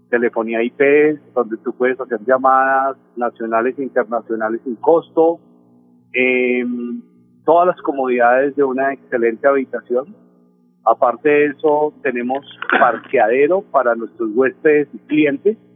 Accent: Valle del Cauca, Colombia; also born or lived in Popayán / Cali; Yo soy vallecaucano, Nelson. Nací en Popayán, viví unos años en Cali y ahora con la hotelería pues he volteado por todos

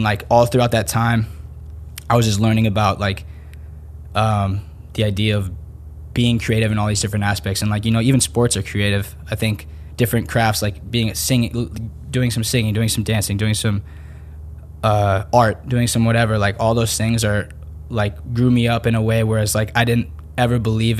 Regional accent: Panama City, Panama; born there; And, like I was born in Panama City, in Panama a year after that.

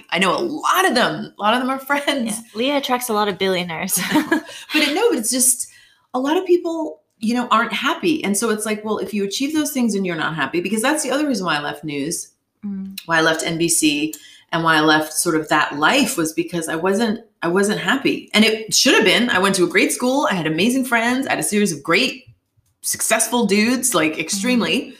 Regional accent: Northeast, United States; how I grew up and where I grew up in the Northeast um, and other places are not really valued.

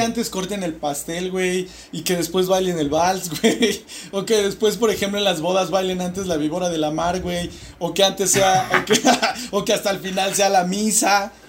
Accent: Mexico; siendo mexicanos

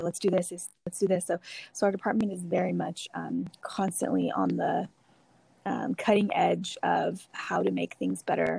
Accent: Dinuba, California, United States; I'm originally from Dinuba.

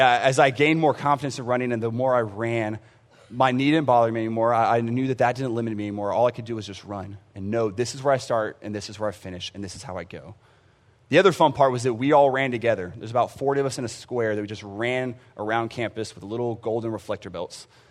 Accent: San Antonio, Texas, United States; I grew up in San Antonio for the most part. We traveled around, um, but San Antonio wa, was where I graduated

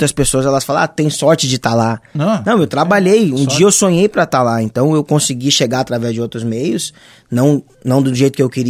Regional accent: Rio Grande do Sul, Brazil; Cara, na, eu sou do Jardim Botânico, na realidade, né? Mas me criei aqui no Morro da Conceição, na, na Tuca, sempre jogando bola nos Mas dois.

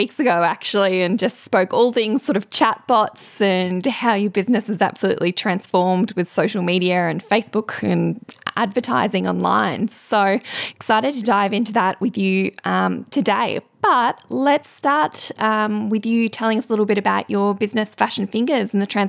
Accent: Albury, New South Wales, Australia; her business, which is in Albury Wodonga, my hometown

